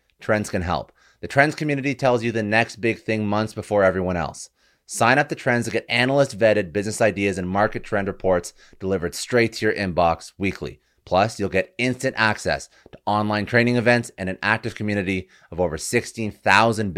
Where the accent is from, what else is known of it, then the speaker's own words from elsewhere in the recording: Canada; I'm Canadian